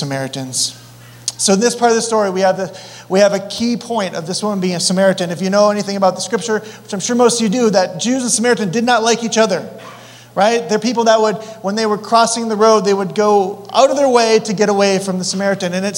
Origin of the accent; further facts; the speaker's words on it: Colorado, United States; I'm from Colorado